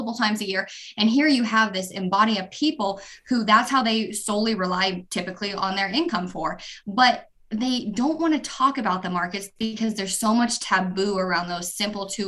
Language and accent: English; southern Montana, United States; born and raised in Montana